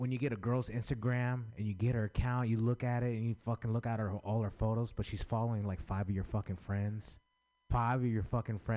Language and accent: English; San Francisco, California, United States; I grew up in San Francisco